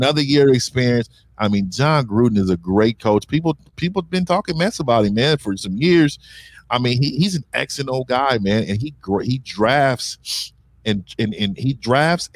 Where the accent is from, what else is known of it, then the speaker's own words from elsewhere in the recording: Bay Area, California, United States; I'm from the Bay Area